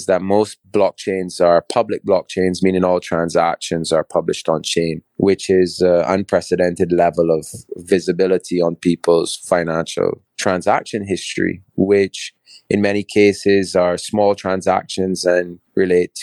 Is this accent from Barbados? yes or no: yes; Barbados; also born or lived in England / Bristol; So I'm a Barbadian. I was born and raised in Barbados. Actually born in England, but raised in Barbados from 3 months old